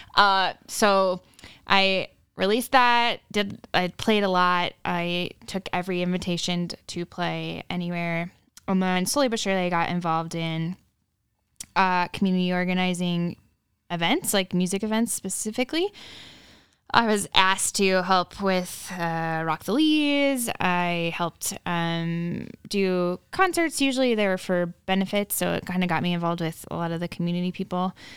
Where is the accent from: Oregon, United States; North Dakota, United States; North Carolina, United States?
North Dakota, United States; rural area near Minot; born or raised there